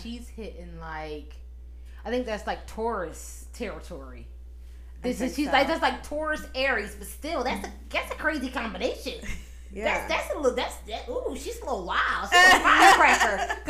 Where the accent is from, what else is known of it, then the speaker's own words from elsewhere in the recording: Williamsport, Pennsylvania, United States; I grew up in Williamsport